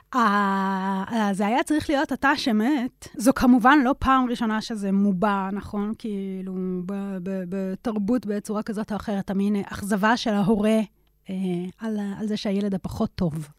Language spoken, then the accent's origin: Hebrew; Israel; גדלתי בשכונה של עולים חדשים